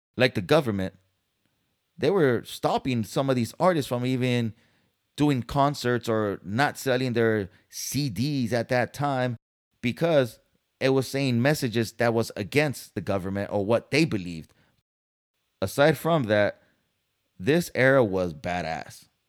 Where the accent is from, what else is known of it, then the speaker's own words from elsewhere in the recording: San Diego, California, United States; moved away as an adult; now in Dallas, United States; I'm from Cali, San Diego, born and raised